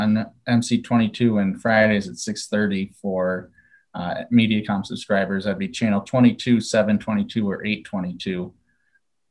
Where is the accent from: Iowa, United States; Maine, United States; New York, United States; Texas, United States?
Iowa, United States; Dyersville; moved away as an adult; now in Platteville, United States; I grew up actually in Dyersville, graduated from Western Dubuque